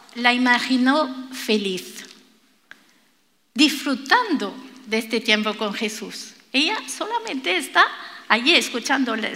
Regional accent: France; Spanish is a second language; now in Spain; Yo soy francesa

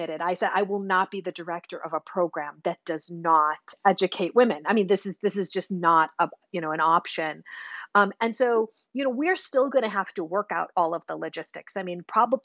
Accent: Chicago, Illinois, United States; I grew up in Chicago

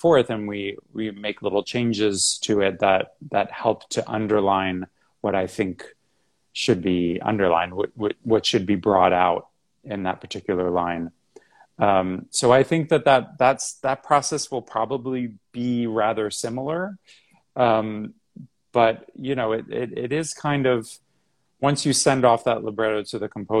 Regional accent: Massapequa, New York, United States; also born or lived in Houston; I'm from New York. I grew up on Long Island, not far from New York City, just about 30 miles in a town called Massapequa

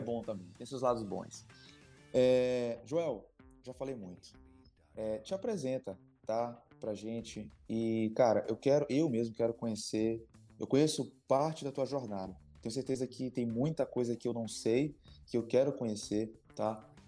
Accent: Maranhão, Brazil; nós, como maranhenses

